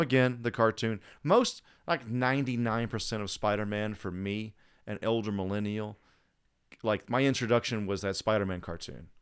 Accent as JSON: {"language": "English", "country": "United States", "also_born_or_lived": "Alabama / Georgia", "moved": "yes", "said": "I'm from Alabama and Georgia, and I hadn't moved to a big city yet"}